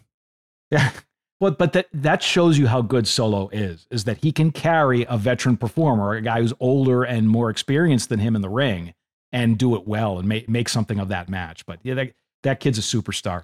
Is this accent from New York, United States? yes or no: no; Boston, Massachusetts, United States; I'm from Boston